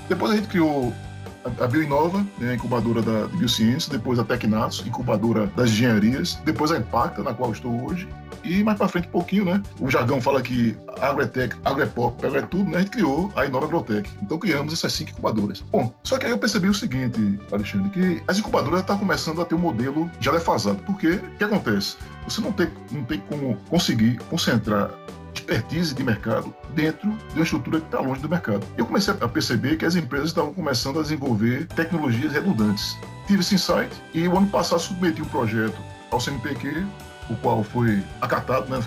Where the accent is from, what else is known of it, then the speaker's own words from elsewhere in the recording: Pernambuco, Brazil; also born or lived in Bahia; now in Rio Grande do Norte, Brazil; Eu sou pernambucano, né? Desde pequeno.